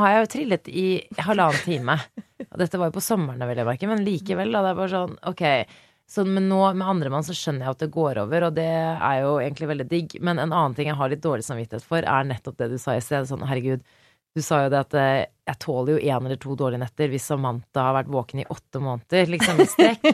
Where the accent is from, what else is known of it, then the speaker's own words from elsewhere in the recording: Norway; Så vi mhm. er jo da eh, vokst opp i Norge